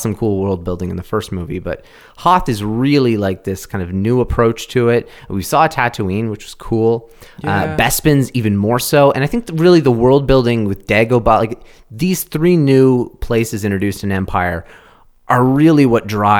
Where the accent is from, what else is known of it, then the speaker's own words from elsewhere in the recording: Canada; we're Canadian?